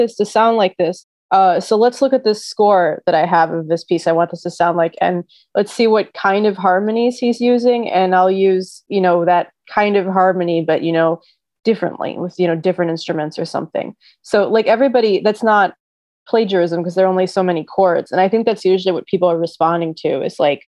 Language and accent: English; Detroit, Michigan, United States; as a Detroit native